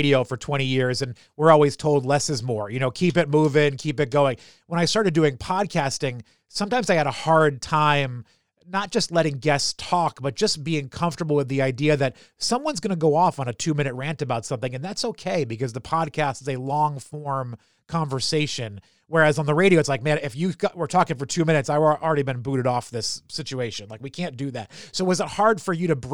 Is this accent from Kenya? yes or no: no; New England, United States; I'm from New England